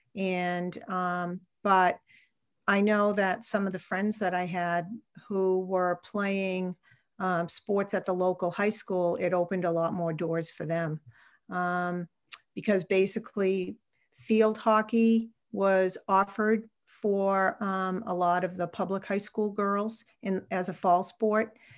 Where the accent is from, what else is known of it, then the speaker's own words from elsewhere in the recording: Salem, New Hampshire, United States; I'm a New Hampshire native. I grew up in Salem, New Hampshire, which is a town on the Massachusetts border.